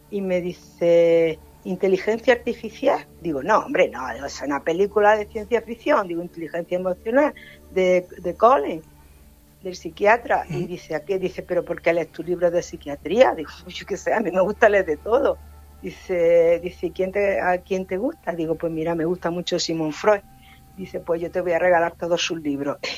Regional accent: Region of Murcia, Spain; pues nosotros venimos de Murcia, digo, y bueno, nosotros somos del pueblo de Alán.

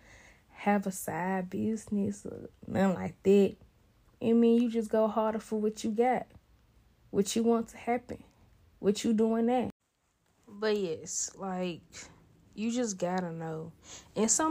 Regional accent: Memphis, Tennessee, United States; I was born in Memphis, Tennessee, November 99.

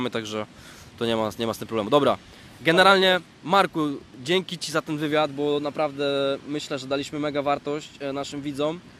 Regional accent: Poznań, Greater Poland, Poland; bo ja z Poznania chętnie poznam Cię osobiście

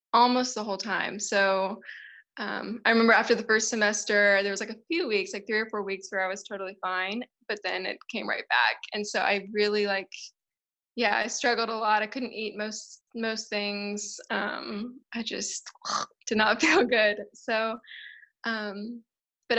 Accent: Tennessee, United States; moved away as an adult; now in South Africa; I'm from the States. I'm from Tennessee in the South. And I moved to South Africa 5 years ago

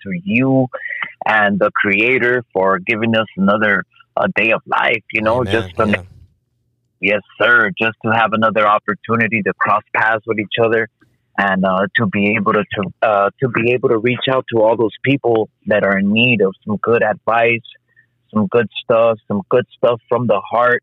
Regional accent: Los Angeles, California, United States; I was actually born and raised in Los Angeles, California, on the streets of Second Avenue and Venice.

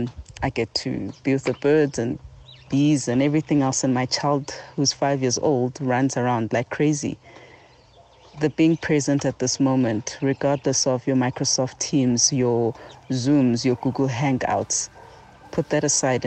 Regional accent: South Africa; also born or lived in Johannesburg; I come from South Africa. I live in Johannesburg in an area called Walkerville

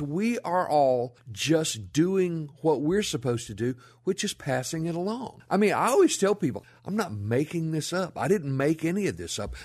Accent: Rolling Fork, Mississippi, United States; moved away as an adult; now in Memphis, United States; I grew up down in the Mississippi Delta

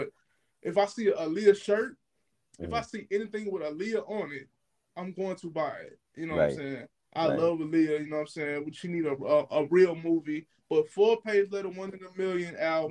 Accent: Louisiana, United States; I'm from a small city in Louisiana

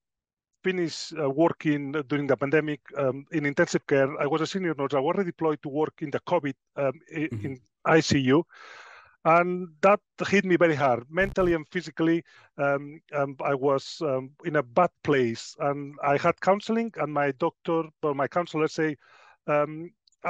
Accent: Spain; moved away as an adult; now in Sheffield, United Kingdom; I was born in Spain quite a while ago. But I decided to move. I pursued my dream of being a nurse. And when I was 25, I did pack my bags, and I ended up in the United Kingdom in Sheffield.

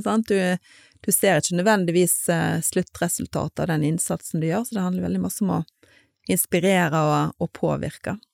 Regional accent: Stord, Vestland, Norway; moved away as an adult; also born or lived in Bergen; født og oppvokst på Stord. Og der eh, levde jeg de første 19 årene av mitt liv

